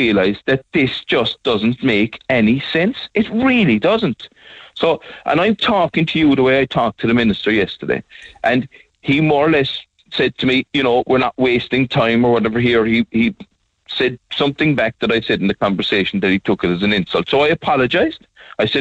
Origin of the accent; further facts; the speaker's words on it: Skibbereen, Munster, Ireland; I come from Skibbereen, and all my life I'm working with my hands